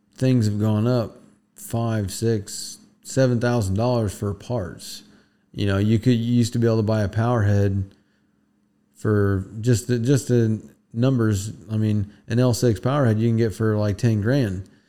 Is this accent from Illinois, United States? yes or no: no; Florida Keys, United States; moved away; we come from the Keys, so it is a little bit different down there